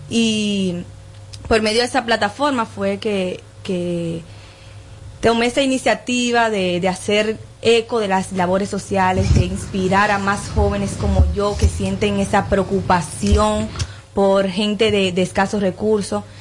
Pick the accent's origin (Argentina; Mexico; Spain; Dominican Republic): Dominican Republic; Nagua, María Trinidad Sánchez; Sí, vengo de Nagua